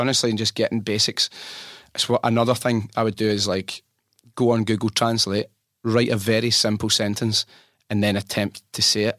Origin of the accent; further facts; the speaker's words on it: France; English is a second language; I am from France.